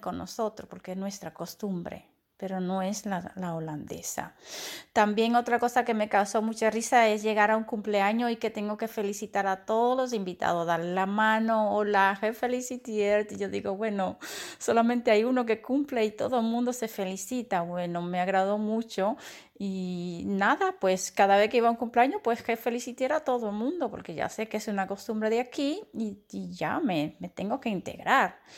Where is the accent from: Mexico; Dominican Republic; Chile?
Dominican Republic; moved away as an adult; now in Netherlands; yo me siento mitad holandesa, mitad dominicana. Claro, no olvido mis costumbres, mis raíces